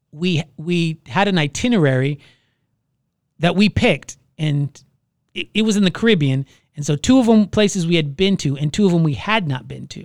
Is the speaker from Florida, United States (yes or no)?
yes; Orlando, Florida, United States; I was born and raised in Orlando